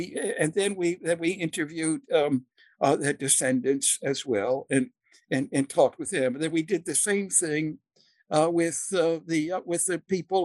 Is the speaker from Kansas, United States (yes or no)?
no; Maryland, United States; moved away as an adult; now in New England, United States; I come from Maryland. I was born in 1935 in the midst of the Great Depression, and was a very small child in World War II